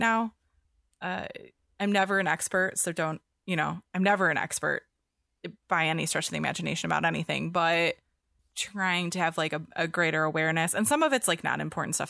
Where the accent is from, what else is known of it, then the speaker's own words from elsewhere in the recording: near Detroit, Michigan, United States; moved away; I grew up near Detroit